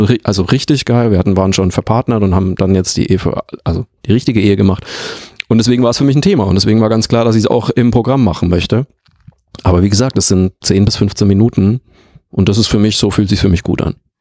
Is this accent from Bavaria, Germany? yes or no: yes; Bavaria, Germany; moved away; also born or lived in Leverkusen; aus meinem Heimatort